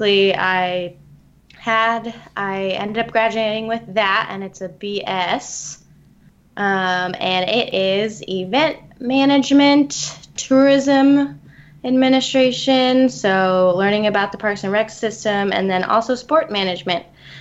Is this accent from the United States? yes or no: yes; Ventura, California, United States; moved away as an adult; now in San Luis Obispo, United States; I am from Ventura, California